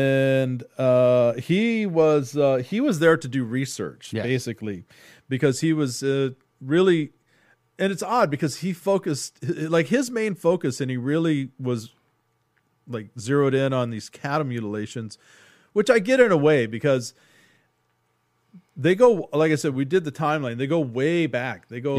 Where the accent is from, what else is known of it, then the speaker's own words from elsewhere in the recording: Texas, United States; because I'm from Texas, I grew up around a lot of cattle ranches and slaughterhouses